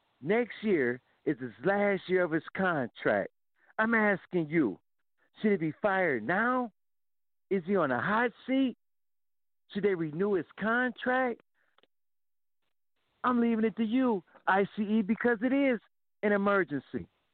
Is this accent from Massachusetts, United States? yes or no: no; Ohio, United States; We're from Ohio